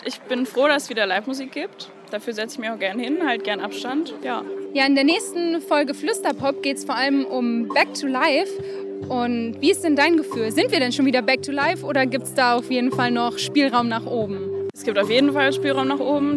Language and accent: German; Saxony-Anhalt, Germany; now in Mannheim, Germany; Ursprünglich komme ich eigentlich aus Sachsen-Anhalt